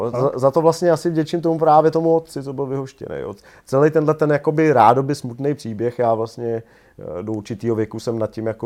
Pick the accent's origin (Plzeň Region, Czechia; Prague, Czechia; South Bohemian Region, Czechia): Prague, Czechia; also born or lived in Nymburk; Takže jsem víceméně Pražák, jo.